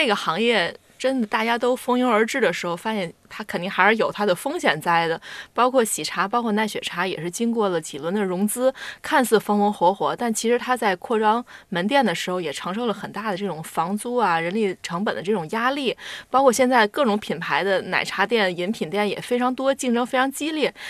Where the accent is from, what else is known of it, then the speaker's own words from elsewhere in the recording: Tianjin, China; 对，就是我我我家就是天津人嘛，